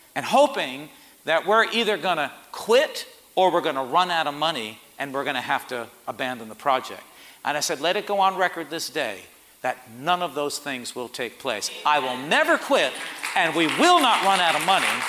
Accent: Port Chester, New York, United States; I was from Port Chester

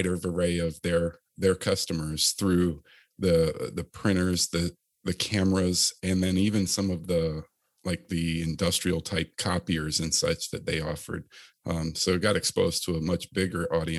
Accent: Chesapeake, Virginia, United States; I grew up in Chesapeake, Virginia area, Virginia Beach, if you're not familiar with the area, and went to high school there

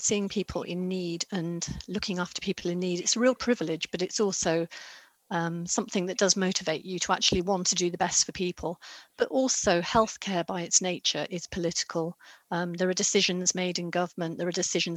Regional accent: South Wales, United Kingdom; also born or lived in Wiltshire / Hong Kong / Germany / Surrey; now in Woking, United Kingdom; I grew up in South Wales and I've moved around quite a lot as well

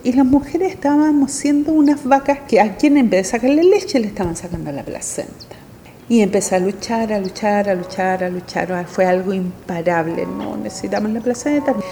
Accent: Temuco, Araucanía, Chile; also born or lived in Santiago, Chile; Nací en Santiago de Chile pero viví toda mi niñez en el campo, en Temuco

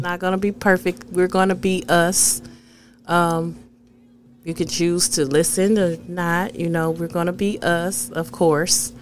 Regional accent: Flint, Michigan, United States; I'm from Flint.

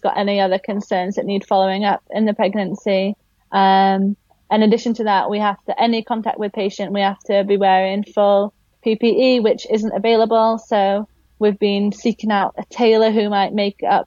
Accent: Yorkshire and the Humber, United Kingdom; moved away as an adult; now in Philippines; I'm from West Yorkshire originally

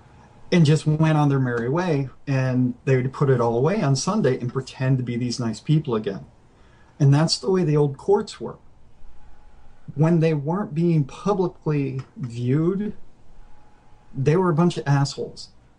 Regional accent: Mississippi, United States; It's like when I was 13, I spent some time growing up in Mississippi. I've moved all over the place as a kid.

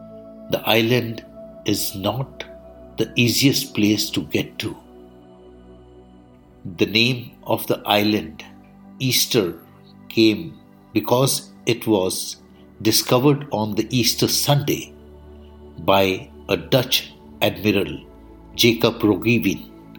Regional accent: India

